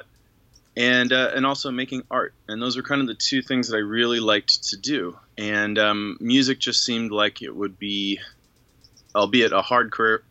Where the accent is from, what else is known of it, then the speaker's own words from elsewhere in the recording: Arizona, United States; moved away as an adult; also born or lived in Tucson, Arizona / Los Angeles; I'm from Arizona. Grew up in a very little town